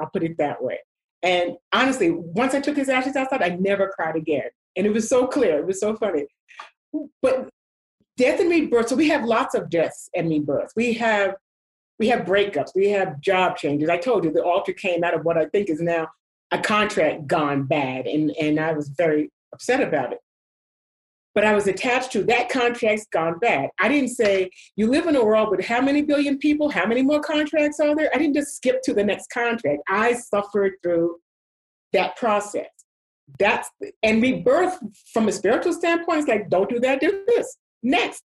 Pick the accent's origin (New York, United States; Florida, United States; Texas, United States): New York, United States; New York City; moved away; I grew up in New York, as you know, and I used to go to theater